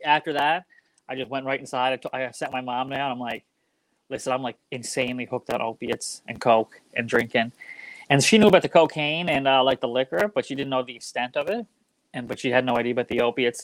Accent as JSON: {"language": "English", "town": "Waterford", "region": "Nova Scotia", "country": "Canada", "tie": "born or raised there", "also_born_or_lived": "Alberta", "moved": "as an adult", "lives_now": "Vancouver, Canada", "said": "I'm from the Waterford, Cape Breton"}